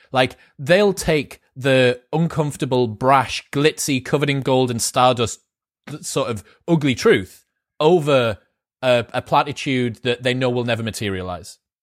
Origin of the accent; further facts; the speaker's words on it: United Kingdom; as a Brit